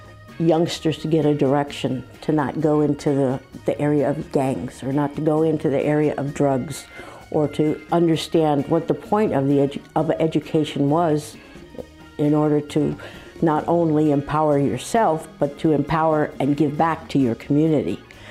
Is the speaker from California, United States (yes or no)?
yes; San Francisco, California, United States; I grew up in San Francisco in the mission. I mean, I lived in the community. I was a product of the community.